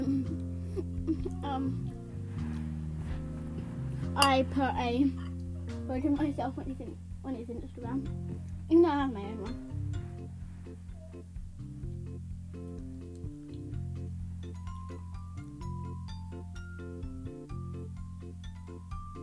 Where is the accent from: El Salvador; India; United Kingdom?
United Kingdom; England; we're English